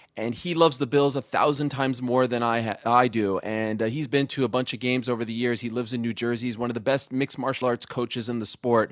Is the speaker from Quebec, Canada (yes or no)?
yes; Montreal, Quebec, Canada; also born or lived in Syracuse; I'm from Montreal, Quebec, Canada